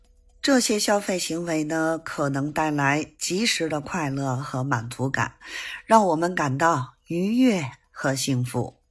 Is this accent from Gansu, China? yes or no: no; Beijing, China; 咱们下期节目再见